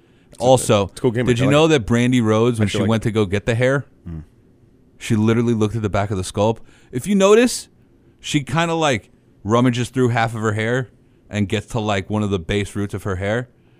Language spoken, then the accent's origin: English; North Shore Hospital, Long Island, New York, United States; the same hospital I was born